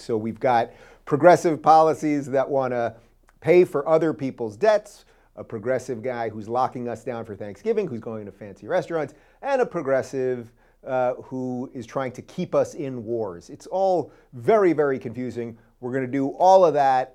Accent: New York, United States; I grew up in New York.

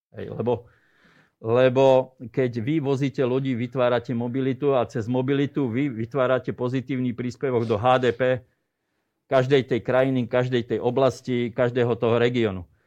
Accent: Slovakia; som zo Slovenska

